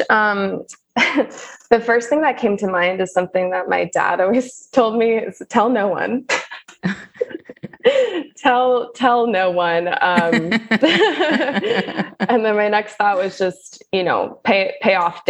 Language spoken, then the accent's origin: English; the South, United States; also born or lived in St. Louis / Nashville / Los Angeles; I'm from the South